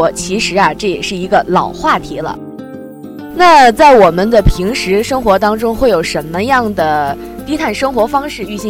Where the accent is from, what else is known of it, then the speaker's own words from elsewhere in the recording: Hebei, China; 你知道我是从那个河北过来的吗？